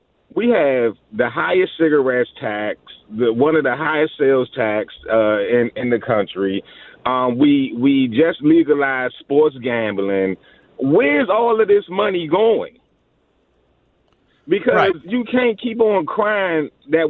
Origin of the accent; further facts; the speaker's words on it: Washington, District of Columbia, United States; I'm from Petworth area, so I'm from right up the street, you know what I mean, Georgia Ave.